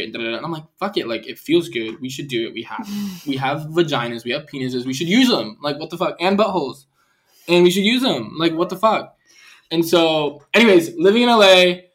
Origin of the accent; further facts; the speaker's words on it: Puerto Rico; also born or lived in Chicago; now in Los Angeles, United States; I grew up in Puerto Rico